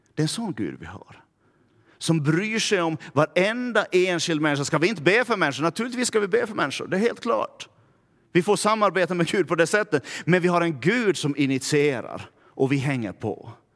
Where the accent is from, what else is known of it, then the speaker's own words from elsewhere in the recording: Närpes, Ostrobothnia, Finland; accent: Närpes dialect; now in Vaasa, Finland; jag kommer från Närpe, så skulle jag börja tala Närpesdialekt